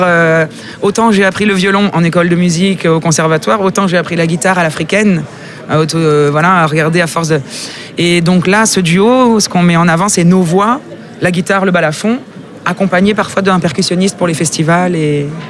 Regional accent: Russia; moved away; je suis russe.

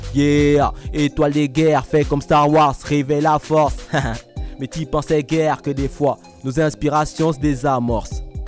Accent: Gabon; now in Toulouse, France; je suis né ici, j'ai grandi de mes 0 à mes 3 ans donc. Après, j'ai grandi au Gabon

